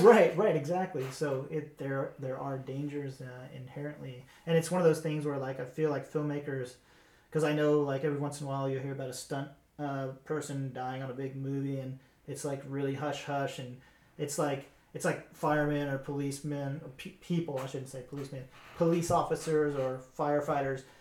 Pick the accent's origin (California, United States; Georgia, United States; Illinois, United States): Georgia, United States; moved away; I come from Georgia